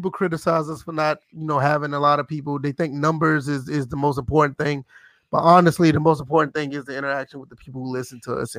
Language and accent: English; the South, United States; I'm from the South. I mean, for me from the South, we just like good music.